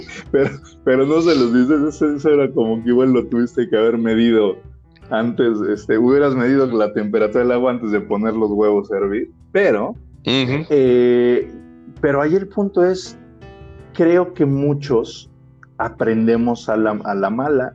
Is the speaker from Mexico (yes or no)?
yes; Mexico; en el rol de padres en nuestro país, por lo menos en nuestra sociedad y en la cultura que nos toca vivir aquí en México